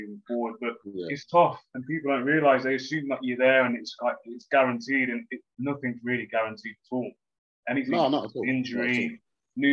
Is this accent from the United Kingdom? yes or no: yes; Leamington Spa, West Midlands, United Kingdom; I'm from Leamington, so my social life was completely different